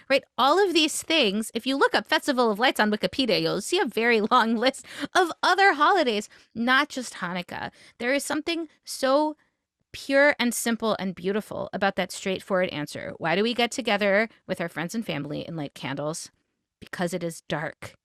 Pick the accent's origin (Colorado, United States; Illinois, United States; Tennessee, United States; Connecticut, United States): Tennessee, United States; Memphis; I grew up in Memphis, Tennessee